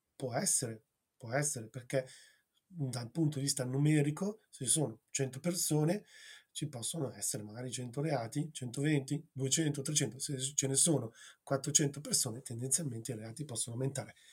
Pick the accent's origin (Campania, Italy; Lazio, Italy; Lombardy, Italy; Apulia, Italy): Campania, Italy; Gragnano; io sono nato a Gragnano, in provincia di Napoli